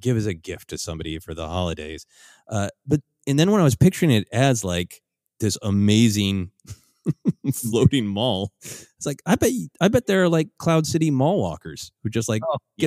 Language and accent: English; Minnesota, United States; I have lived in, in extreme cold growing up in Minnesota